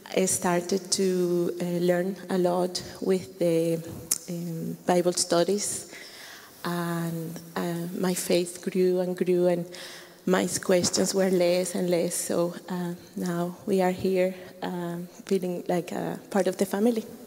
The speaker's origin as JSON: {"language": "English", "country": "Colombia", "moved": "as an adult", "said": "I am from Colombia"}